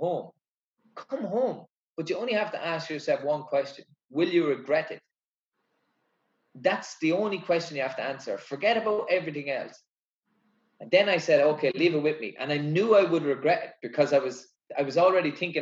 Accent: Ireland; I represented my country

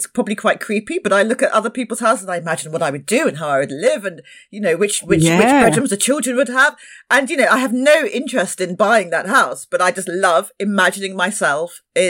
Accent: London, United Kingdom; moved away; I didn't grow up in the Caribbean. I was born in London and I grew up in London, but my parents are from the Caribbean.

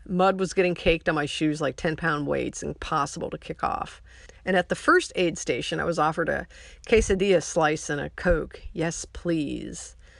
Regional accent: Ohio, United States; now in McAllen, United States; I was born in Ohio

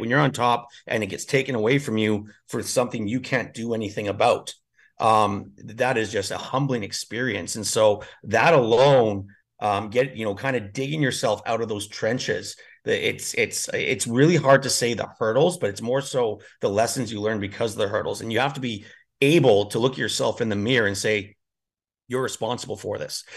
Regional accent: Edmonton, Alberta, Canada; moved away as an adult; also born or lived in northern Canada; now in Spain; I'm from Edmonton

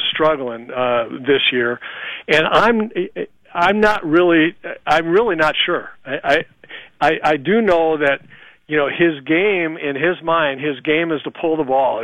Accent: Los Angeles, California, United States; I was a Dodger fan, you know, for a long time growing up in L.A.

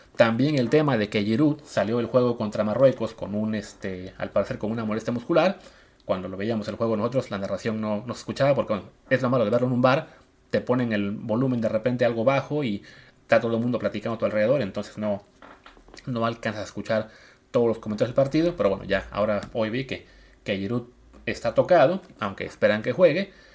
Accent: Coatzacoalcos, Veracruz, Mexico; moved away; Yo soy de Veracruz, crecí en Coatzacoalcos

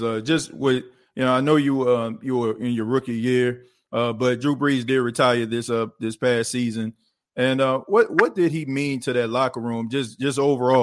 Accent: New Orleans, Louisiana, United States; now in South Carolina, United States; I was born and raised in New Orleans.

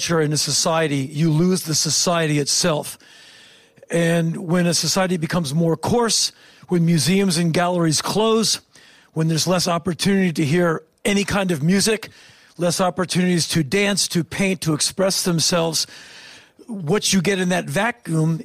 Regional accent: Washington, District of Columbia, United States; I come from Washington, D.C.

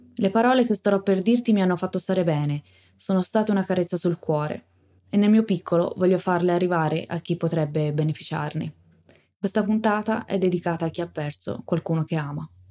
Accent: Tuscany, Italy; sono toscana

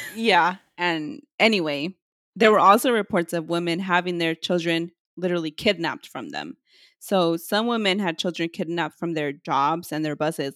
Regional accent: California, United States; We're from California

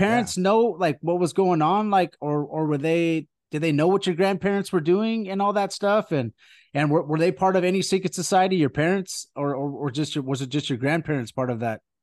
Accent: California, United States; we're, we're from California

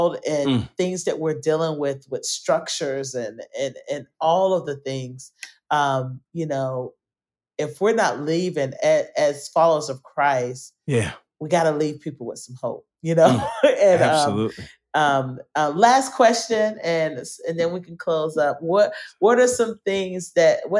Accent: Atlanta, Georgia, United States; we're from Atlanta

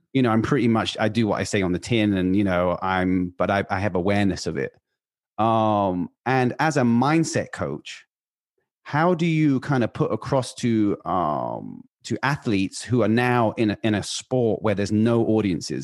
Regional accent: United Kingdom; now in Los Angeles, United States; I'm British. I live in Los Angeles

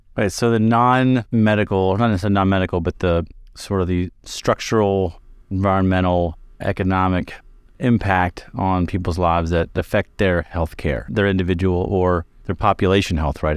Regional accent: Kentucky, United States; moved away as an adult; also born or lived in Chicago; I trained in the south side of Chicago, which is very different from where I grew up in Kentucky.

